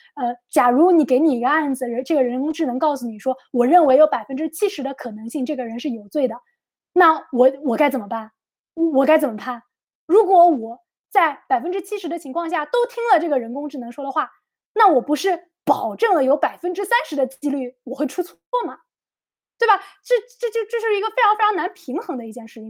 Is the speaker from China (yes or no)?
yes; China; 作为中国人